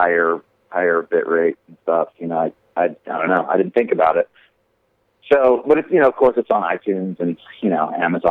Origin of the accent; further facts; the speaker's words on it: Georgia, United States; And we're from Georgia.